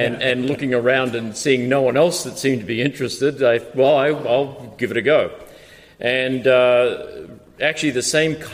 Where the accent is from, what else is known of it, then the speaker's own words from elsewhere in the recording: Australia; now in United States; I was born and raised in Australia